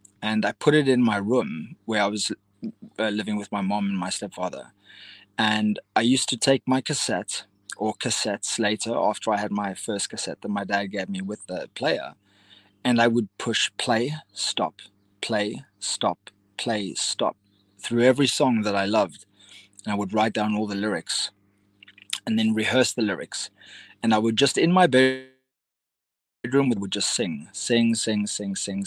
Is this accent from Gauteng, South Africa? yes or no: no; Cape Town, Western Cape, South Africa; I grew up in Cape Town, South Africa